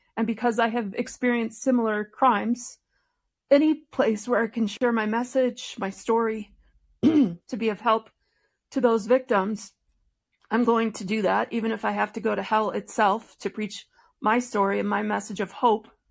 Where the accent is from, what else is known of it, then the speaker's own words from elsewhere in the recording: Detroit, Michigan, United States; now in Colorado, United States; I was born in Detroit, Michigan, into a family that were faithful members of the Church of Jesus Christ of Latter day Saints